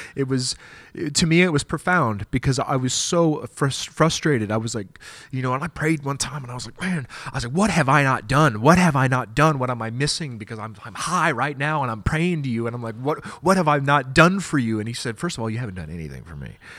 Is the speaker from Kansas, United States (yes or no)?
yes; Wichita, Kansas, United States; I'm from Wichita, Kansas